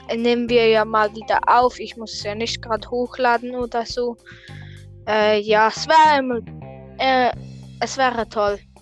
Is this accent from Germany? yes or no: no; Switzerland; ich komme tatsächlich aus, au, auch aus der Schweiz